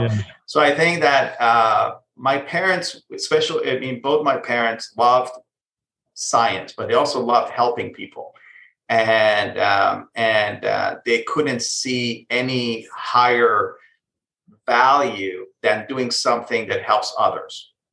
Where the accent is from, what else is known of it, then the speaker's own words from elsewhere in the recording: Israel; moved away as an adult; also born or lived in Iran; now in United States; So I was born in Iran, but I actually grew up in Israel. So, and before coming to the U.S., I lived in Israel.